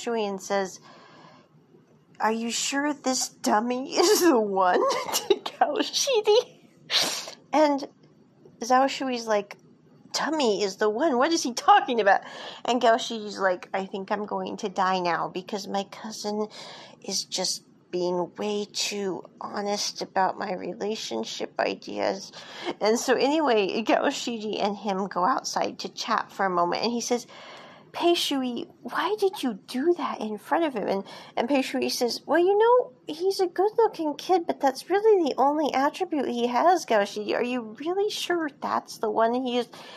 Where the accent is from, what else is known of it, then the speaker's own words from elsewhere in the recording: United States; what we grew up with in America